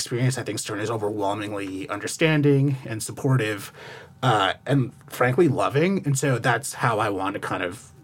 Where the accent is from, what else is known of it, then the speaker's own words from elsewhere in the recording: New Jersey, United States; I'm from New Jersey